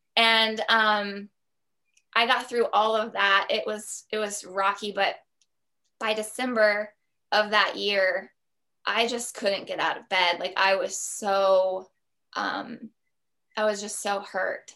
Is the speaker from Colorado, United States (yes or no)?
no; Columbus, Ohio, United States; moved away as an adult; also born or lived in New York; we decided to move from New York back to Columbus, Ohio, which was my hometown